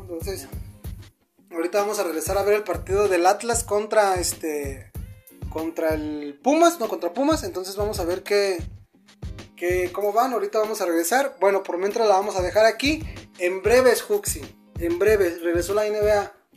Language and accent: Spanish; Guadalajara, Jalisco, Mexico; nosotros que somos de Guadalajara